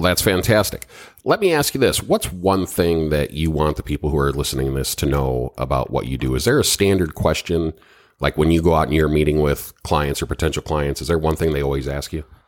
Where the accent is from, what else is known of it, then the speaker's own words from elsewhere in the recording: Minnesota, United States; now in Florida, United States; I'm from Minnesota originally